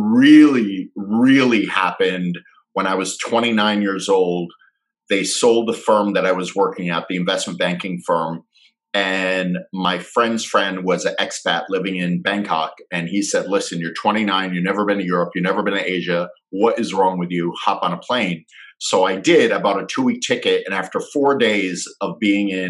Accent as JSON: {"language": "English", "town": "Fort Lauderdale", "region": "Florida", "country": "United States", "tie": "born or raised there", "also_born_or_lived": "Michigan", "said": "we moved to Fort Lauderdale when I was 3. So I really don't remember living up there. I really remember growing up in South Florida, and he was a Fort Lauderdale cop."}